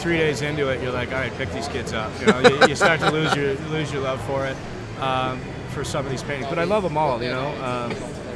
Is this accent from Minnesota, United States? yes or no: no; an hour south of Buffalo, New York, United States; I'm from an hour south of here. This is my hometown